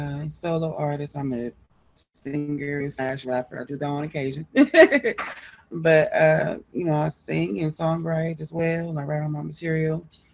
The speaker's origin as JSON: {"language": "English", "town": "Los Angeles", "region": "California", "country": "United States", "moved": "as an adult", "lives_now": "Kansas City, United States", "said": "I relocated here from Los Angeles. I'm from Los Angeles, California."}